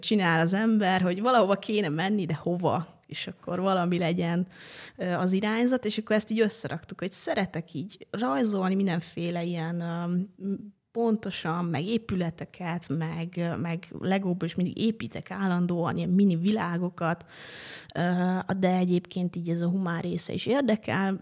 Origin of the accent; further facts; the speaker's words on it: Jászivány, Jász-Nagykun-Szolnok, Hungary; moved away as an adult; now in Budapest, Hungary; ott egészen pontosan Jászivány a kisfalu, ahol felnőttem